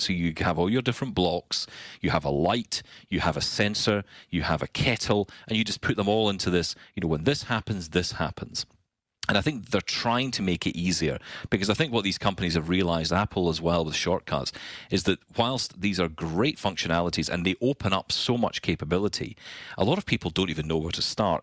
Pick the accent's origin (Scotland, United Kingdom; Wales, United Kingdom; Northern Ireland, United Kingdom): Scotland, United Kingdom; I'm Scottish.